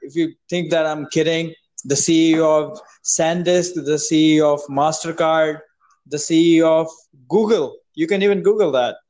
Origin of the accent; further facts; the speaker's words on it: India; I'm from India, bro.